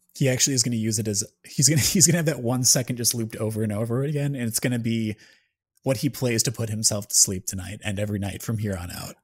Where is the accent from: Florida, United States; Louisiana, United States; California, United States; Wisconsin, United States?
Wisconsin, United States; I'm from Wisconsin, too